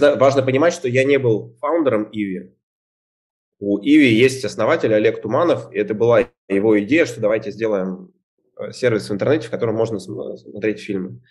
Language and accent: Russian; Izhevsk, Udmurtia, Russia; moved away; Я вообще сам из Ижевска